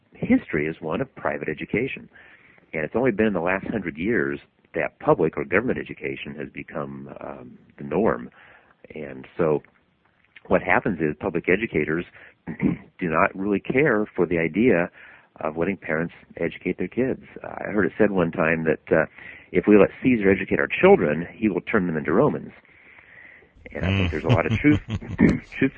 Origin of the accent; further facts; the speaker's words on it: Idaho, United States; now in California, United States; my hometown up in Idaho